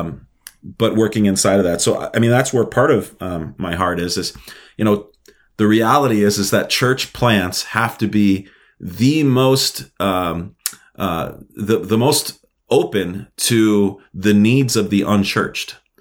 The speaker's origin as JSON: {"language": "English", "town": "New York City", "region": "New York", "country": "United States", "tie": "born or raised there", "also_born_or_lived": "Minnesota", "moved": "as an adult", "lives_now": "Moorhead, United States", "said": "I was born and raised in Brooklyn, New York. Um, I, I grew up my whole my whole life there"}